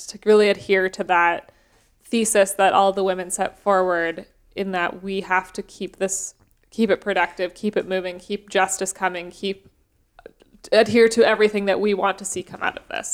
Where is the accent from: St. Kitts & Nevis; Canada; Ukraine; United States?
Canada; growing up in Canada